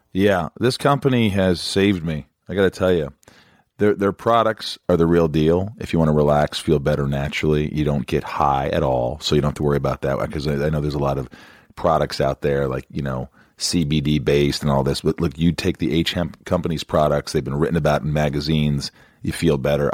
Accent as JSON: {"language": "English", "region": "Indiana", "country": "United States", "moved": "yes", "said": "He's from Indiana"}